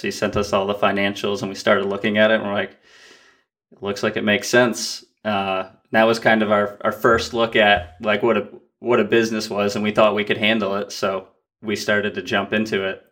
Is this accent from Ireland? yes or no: no; Vermont, United States; born or raised there